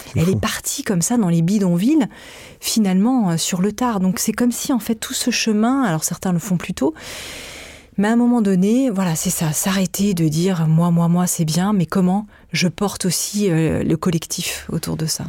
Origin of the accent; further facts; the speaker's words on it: France; Je suis née euh, en France